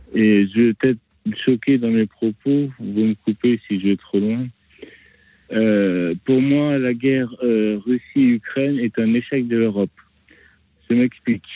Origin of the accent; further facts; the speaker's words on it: France; Je suis français breton, palois, parisien, vosgien, normand